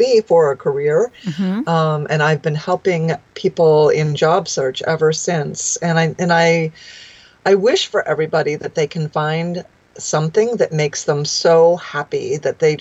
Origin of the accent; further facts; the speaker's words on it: outside of New York City, United States; moved away as an adult; also born or lived in Washington, D.C.; I grew up outside of New York City